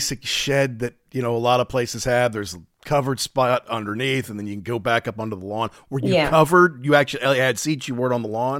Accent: Louisville, Kentucky, United States; also born or lived in Orlando, Florida; So like, you know, I grew up in Louisville. If I wanted tickets to Cincinnati, I could get them here in Louisville.

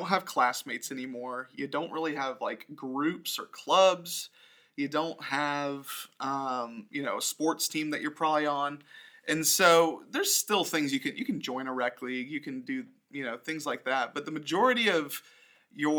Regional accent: Orlando, Florida, United States; growing up in Orlando, yeah, like, I have community here

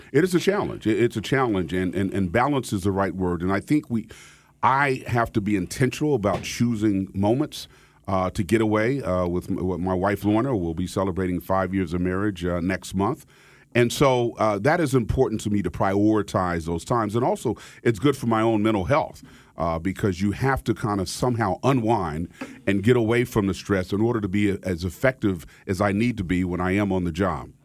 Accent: Wichita, Kansas, United States; moved away as an adult; also born or lived in Cambridge, Massachusetts / Philadelphia; now in West Palm Beach, United States; country boy from Kansas. I was born and raised in Wichita, Kansas

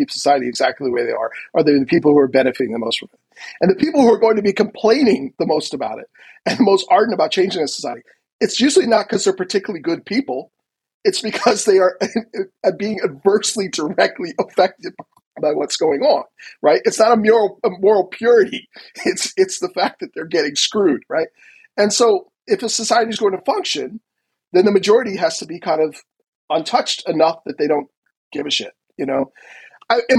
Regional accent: United States; as an American

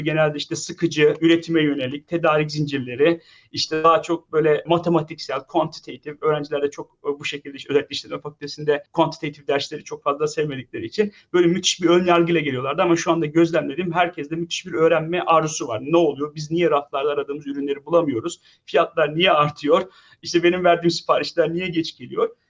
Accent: Samsun, Turkey; moved away as an adult; also born or lived in Ankara, Turkey / Pittsburgh, United States / Boston, United States; now in Lincoln, United States; aslen Samsunluyum. Samsun'da doğdum büyüdüm

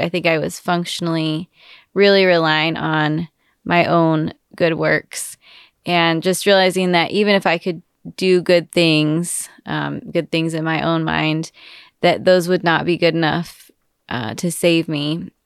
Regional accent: Wichita, Kansas, United States; now in Austin, United States; I am from Wichita, Kansas, so not, not from Texas

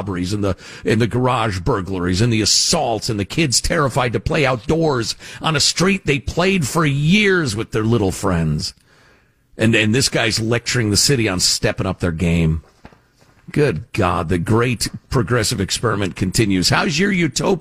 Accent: Chicago, Illinois, United States; I grew up in Chicagoland

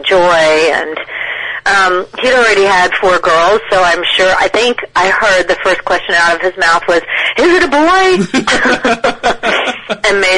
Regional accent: New York, United States; I was born in New York.

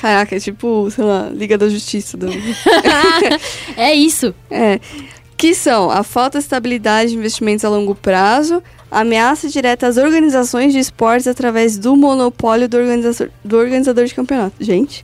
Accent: Brazil; A gente é latino-americano, a gente é colocado no mesmo balaio de mexicano, peruano, boliviano

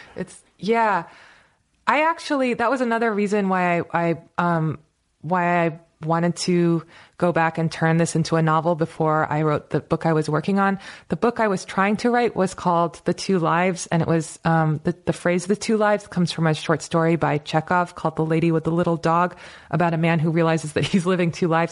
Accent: United States; also born or lived in Turkey (ancestry); my parents were, were, you know, immigrated to America as, as scientists

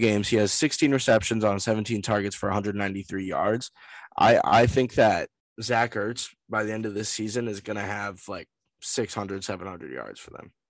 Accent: Massachusetts, United States; I'm from Massachusetts

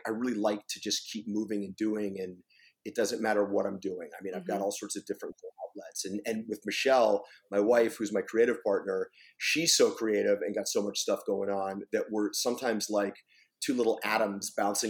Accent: Pennsylvania, United States; moved away; my hometown in Pennsylvania

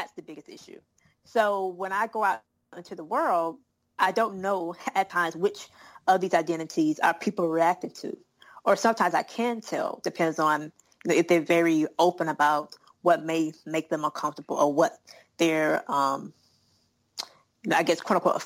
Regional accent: South Carolina, United States; I'm a Southerner. I'm from South Carolina

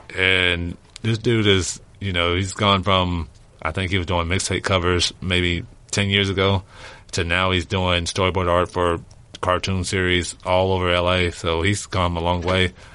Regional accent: Louisiana, United States; moved away; I'm originally from Louisiana

